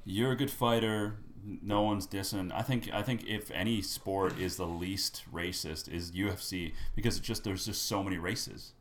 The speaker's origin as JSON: {"language": "English", "town": "Winnipeg", "region": "Manitoba", "country": "Canada", "tie": "born or raised there", "said": "I grew up in Winnipeg"}